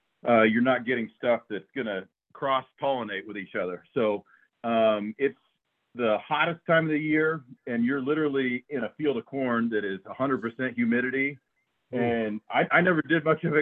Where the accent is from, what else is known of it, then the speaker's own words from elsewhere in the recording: Stuart, Iowa, United States; now in Des Moines, United States; I'm from Stewart area originally, so I'm literally only about 30 miles from where I grew up right now